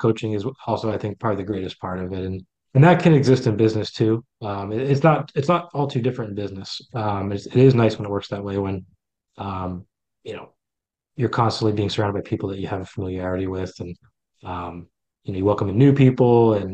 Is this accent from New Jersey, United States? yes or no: yes; New Jersey, United States; moved away as an adult; now in Baltimore, United States; Loved growing up in New Jersey. I would say I grew up in the shadows of the Little League baseball capital of the U.S., right next to Toms River, New Jersey